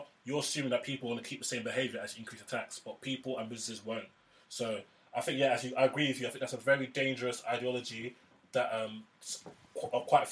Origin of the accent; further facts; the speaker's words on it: Nigeria; now in United Kingdom; as a Nigerian